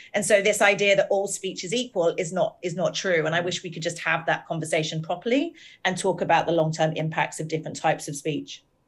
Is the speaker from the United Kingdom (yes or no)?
yes; United Kingdom; we're both British